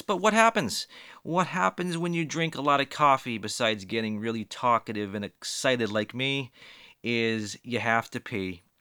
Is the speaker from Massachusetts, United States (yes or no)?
yes; Boston, Massachusetts, United States; I'm from the Boston area